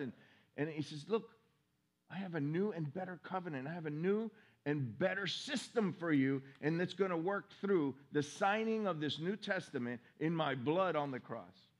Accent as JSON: {"language": "English", "town": "Miami", "region": "Florida", "country": "United States", "tie": "born or raised there", "moved": "yes", "lives_now": "Orange City, United States", "said": "I was raised in Miami"}